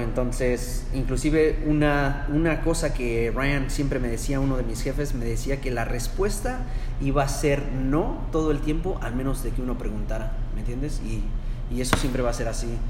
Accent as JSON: {"language": "Spanish", "country": "Mexico", "moved": "yes", "lives_now": "United States", "said": "la cultura mexicana o hispana, que somos"}